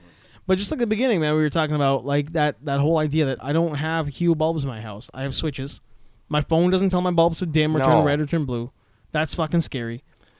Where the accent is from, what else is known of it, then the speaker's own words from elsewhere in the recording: Canada; born there; What I'm saying is, I was born in Canada.